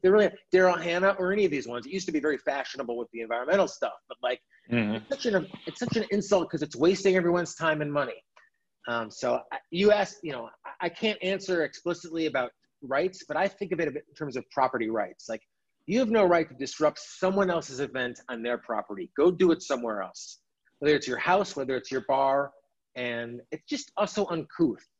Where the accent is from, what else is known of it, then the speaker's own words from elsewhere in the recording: United States; as an American